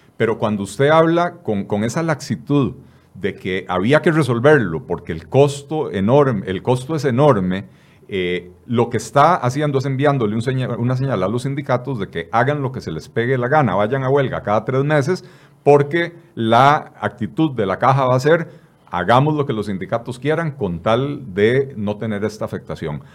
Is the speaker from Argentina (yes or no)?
no; Costa Rica; somos todos los costarricenses